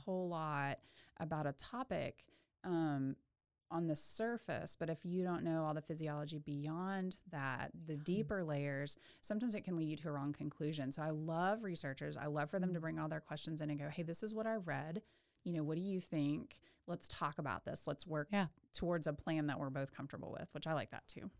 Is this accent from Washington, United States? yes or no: no; Waco, Texas, United States; also born or lived in Houston / Birmingham, Alabama; I am a local girl. I grew up in Waco, um, graduated from Lorena High School